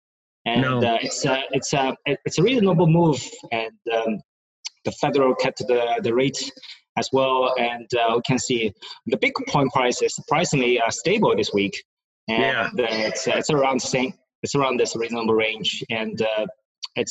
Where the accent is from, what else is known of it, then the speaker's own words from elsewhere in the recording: China; moved away as an adult; also born or lived in New York, United States / New Jersey, United States; now in Singapore; Originally from China